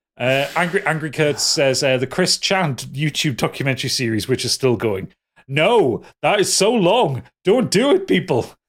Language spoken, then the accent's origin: English; Newcastle upon Tyne, North East England, United Kingdom; I'm, I'm a Geordie